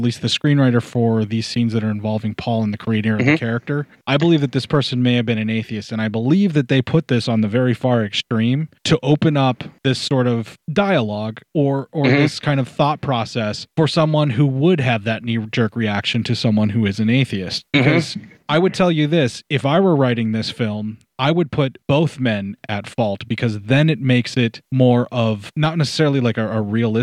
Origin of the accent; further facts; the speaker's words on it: Western Pennsylvania, United States; I was born in Western Pennsylvania, because that's how I was raised there